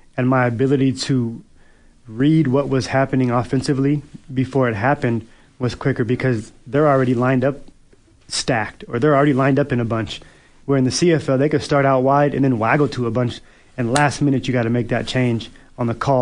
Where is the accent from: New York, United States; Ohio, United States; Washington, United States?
Washington, United States; Seattle; moved away as an adult; now in Edmonton, Canada; I'm from Seattle